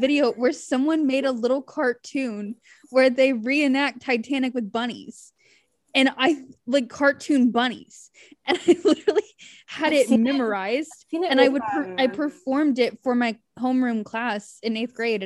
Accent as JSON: {"language": "English", "region": "West Virginia", "country": "United States", "said": "I'm from West Virginia"}